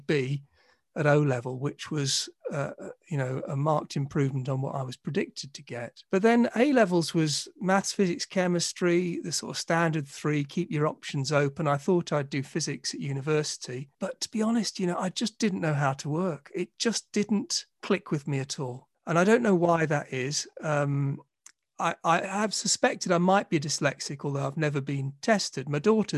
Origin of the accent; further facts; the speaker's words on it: London, United Kingdom; moved away as an adult; now in Manchester, United Kingdom; I grew up in Southeast London in Sydenham and Dulwich